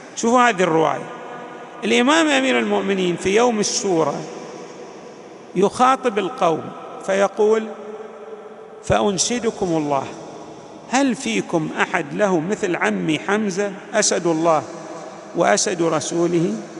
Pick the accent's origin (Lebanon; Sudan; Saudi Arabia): Saudi Arabia; Al-Ahsa, Eastern Province; عندنا في الأحساء